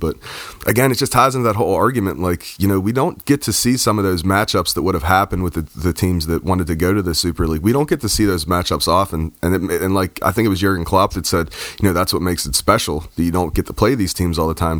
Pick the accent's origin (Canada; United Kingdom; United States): United States; even as an American